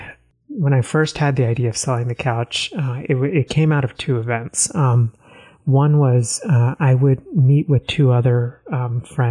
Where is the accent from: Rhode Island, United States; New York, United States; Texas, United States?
Texas, United States; also born or lived in Northeast United States; now in Northeast, United States; I grew up in Texas